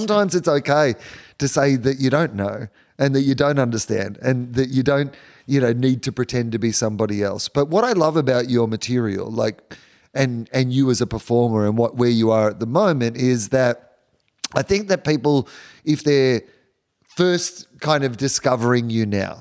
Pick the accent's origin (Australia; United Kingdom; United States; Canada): Australia; as an Australian